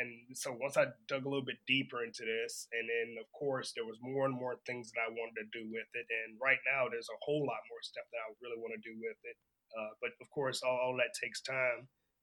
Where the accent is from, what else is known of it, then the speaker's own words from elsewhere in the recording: Savannah, Georgia, United States; moved away as an adult; now in Japan; I am from Savannah, Georgia.